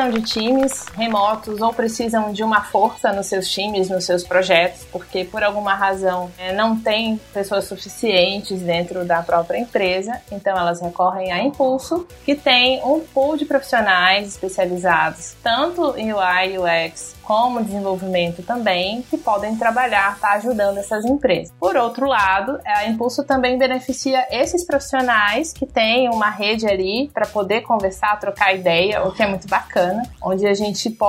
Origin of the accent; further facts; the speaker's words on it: Manaus, Amazonas, Brazil; faculdade lá de Manaus, de onde eu sou.